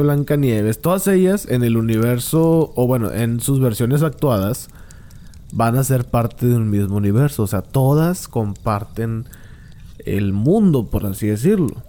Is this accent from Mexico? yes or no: yes; Monterrey, Nuevo León, Mexico; yo soy de Monterrey. En Monterrey yo no conozco gente indígena.